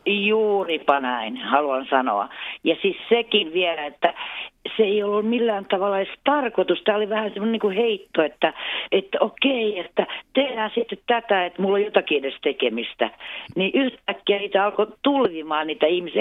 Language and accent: Finnish; Jakobstad, Ostrobothnia, Finland; first language Swedish and Finnish; also born or lived in Helsinki; now in Kristinestad, Finland; alun perin olen Pietarsaaresta kotoisin, eli Jeppiksestä.